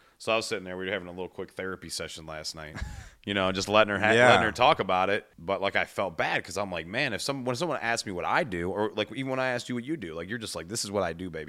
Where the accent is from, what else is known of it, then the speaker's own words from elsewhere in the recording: Cleveland, Ohio, United States; I'm from Cleveland, you know? And everybody's a nurse.